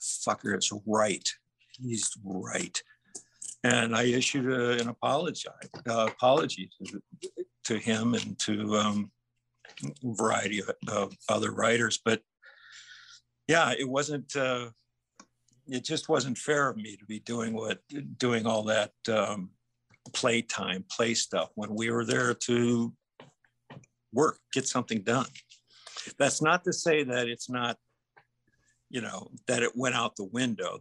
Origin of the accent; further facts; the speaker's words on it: Minnesota, United States; growing up in Minnesota